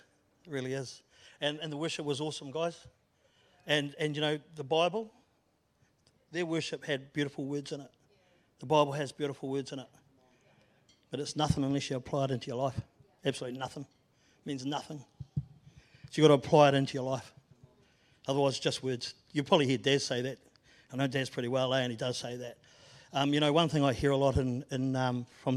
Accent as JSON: {"language": "English", "town": "Christchurch", "region": "Canterbury", "country": "New Zealand", "tie": "born or raised there", "also_born_or_lived": "Auckland", "moved": "as an adult", "said": "I was born and bred in Christchurch. I moved up north with my family. Then we moved back when I was 10. And I left when I was almost 50."}